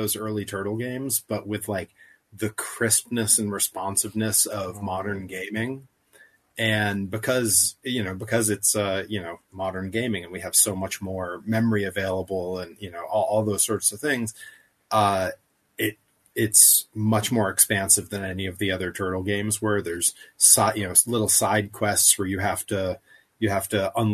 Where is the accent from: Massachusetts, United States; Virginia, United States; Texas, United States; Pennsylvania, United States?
Massachusetts, United States; Greenfield; I grew up in Greenfield, Massachusetts, which is 15 minutes from Northampton, Massachusetts